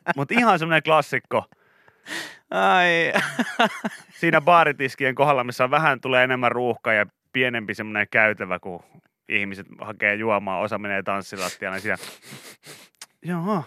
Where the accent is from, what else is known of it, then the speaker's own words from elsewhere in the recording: Pori, Satakunta, Finland; meillä Porissa puhuttiin niin kuin autoista